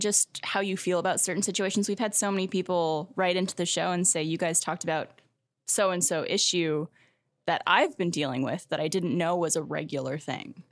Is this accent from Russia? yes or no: no; Canada; moved away as an adult; now in Austin, United States; as a Canadian